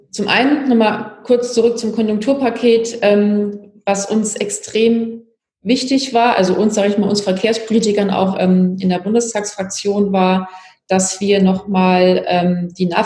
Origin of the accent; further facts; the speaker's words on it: Hamburg, Germany; zum anderen aber kommen wir aus Hamburg Hamburg, logischerweise, und machen für die Hamburgerinnen und Hamburg, Hamburger Politik.